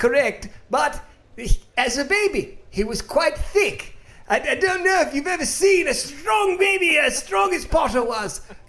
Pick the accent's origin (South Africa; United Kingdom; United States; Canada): United Kingdom; England; I grew up in England. Do you know how shitty it is there?